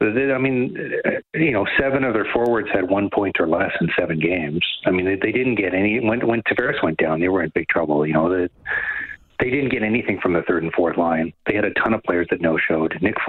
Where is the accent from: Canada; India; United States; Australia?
Canada; Western Canada; now in Toronto, Canada; I'm originally from Western Canada. For people that don't know, I moved out here to go to grad school, and then I got the job covering the Leafs